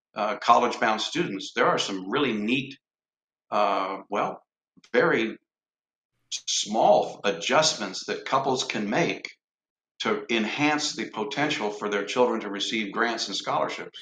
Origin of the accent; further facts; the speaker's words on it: Lansing, Michigan, United States; moved away; also born or lived in Cincinnati, Ohio / Evansville, Indiana; I was born in Lansing, Michigan